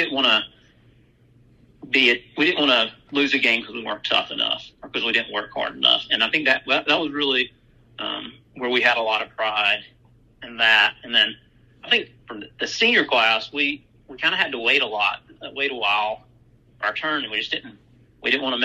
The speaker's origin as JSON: {"language": "English", "town": "Brewton", "region": "Alabama", "country": "United States", "tie": "born or raised there", "said": "growing up in Brewton"}